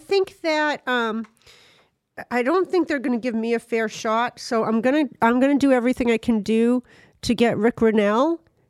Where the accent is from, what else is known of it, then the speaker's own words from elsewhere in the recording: Ireland; I mean, I'm Irish. I get where that comes from.